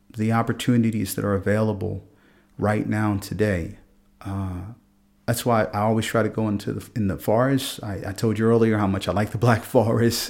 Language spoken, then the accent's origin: English; Philadelphia, Pennsylvania, United States; moved away as an adult; now in Freiburg, Germany; I grew up in Philadelphia